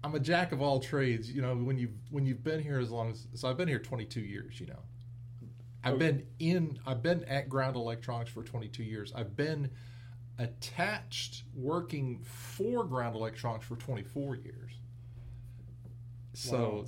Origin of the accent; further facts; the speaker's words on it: Idaho, United States; moved away as an adult; I born and raised in Idaho.